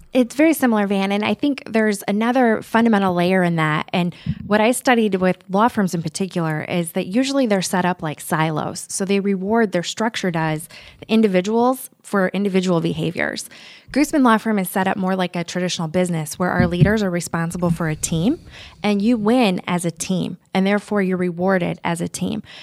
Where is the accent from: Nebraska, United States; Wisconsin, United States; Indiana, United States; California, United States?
Nebraska, United States; Omaha; also born or lived in Lincoln, Nebraska; originally from Omaha, I went to college at the University of Nebraska in Lincoln